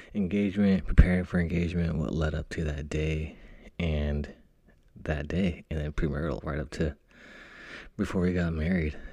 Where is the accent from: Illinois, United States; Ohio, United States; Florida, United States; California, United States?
California, United States; Fresno; moved away as an adult; now in Northern California, United States; my hometown of Fresno